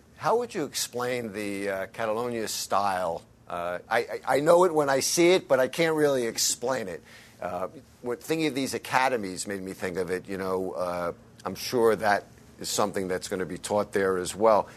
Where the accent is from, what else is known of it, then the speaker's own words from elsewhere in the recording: United States; as an American following it from overseas